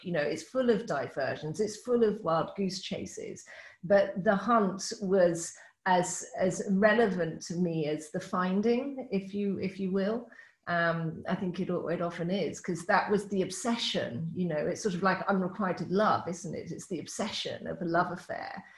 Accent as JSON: {"language": "English", "country": "United Kingdom", "said": "I'm British."}